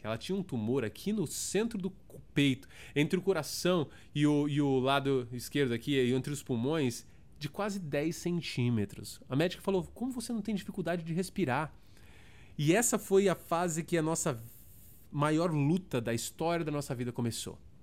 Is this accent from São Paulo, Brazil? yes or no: yes; São Paulo, Brazil; born or raised there; moved away as an adult; also born or lived in Toronto, Canada / Kitchener, Canada; now in Orlando, United States